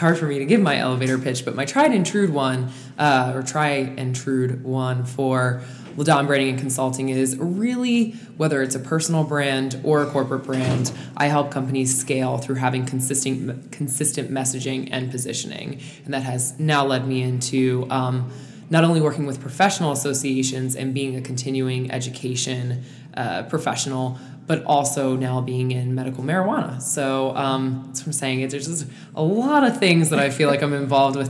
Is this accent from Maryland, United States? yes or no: yes; Calvert County, Southern Maryland, United States; we are from Southern Maryland, Calvert County, Maryland, which is the smallest, literally the smallest county in Maryland